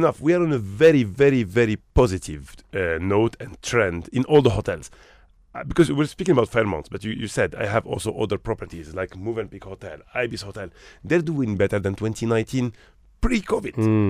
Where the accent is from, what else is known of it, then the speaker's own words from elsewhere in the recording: Morocco; I come from Morocco. Mm-hmm. I'm Moroccan originally. Mm-hmm. I grew up in Morocco. A smaller country.